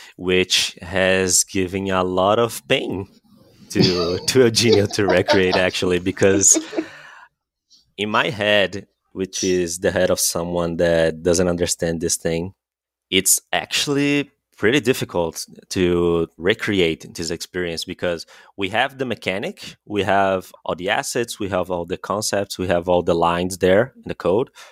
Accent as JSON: {"language": "English", "country": "Brazil", "said": "we're both from Brazil"}